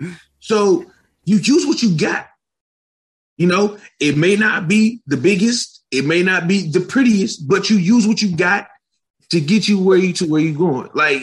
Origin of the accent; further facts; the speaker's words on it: Michigan, United States; I'm from Michigan.